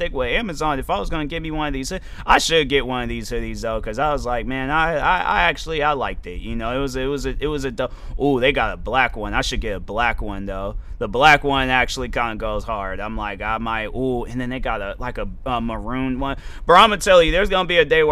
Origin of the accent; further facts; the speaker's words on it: United States; I'm from America